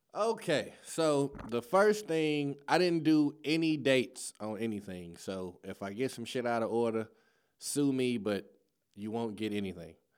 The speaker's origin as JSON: {"language": "English", "town": "Chicago", "region": "Illinois", "country": "United States", "moved": "yes", "lives_now": "St. Louis, United States", "said": "I'm from Chicago"}